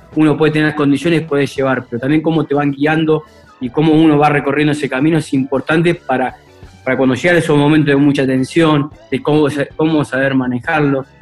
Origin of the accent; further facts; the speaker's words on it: Rufino, Santa Fe, Argentina; also born or lived in Venado Tuerto; yo nací en Rufino, venado torto